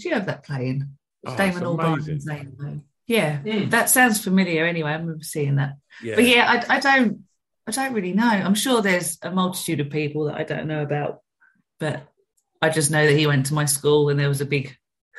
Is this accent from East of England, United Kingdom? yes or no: yes; Colchester, East of England, United Kingdom; also born or lived in Loughton; Grew up in Colchester.